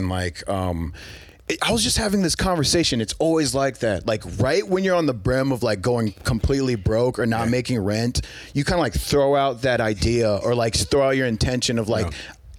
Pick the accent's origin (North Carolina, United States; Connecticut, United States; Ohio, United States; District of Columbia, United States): Ohio, United States; now in Los Angeles, United States; I'm from Ohio.